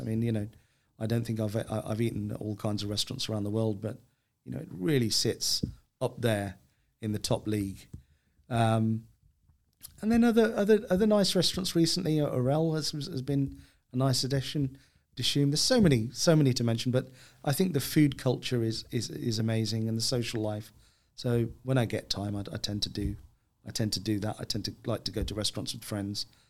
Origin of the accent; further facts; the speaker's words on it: Birmingham, West Midlands, United Kingdom; when I was a kid growing up in Birmingham